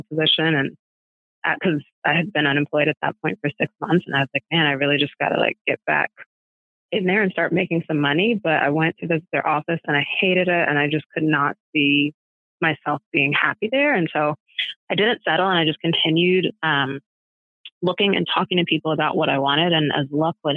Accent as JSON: {"language": "English", "region": "Maryland", "country": "United States", "lives_now": "Washington, D.C., United States", "said": "I'm from Maryland, right outside of DC."}